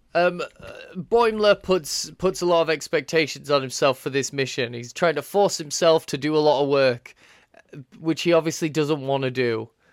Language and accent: English; United Kingdom; We're British